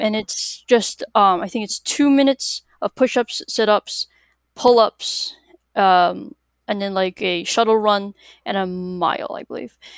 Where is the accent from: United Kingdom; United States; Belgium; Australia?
United States; Massachusetts; I'm from Massachusetts.